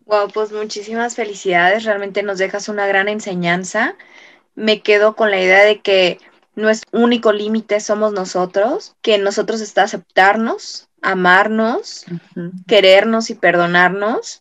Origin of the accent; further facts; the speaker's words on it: Mexico; nosotros como mexicanos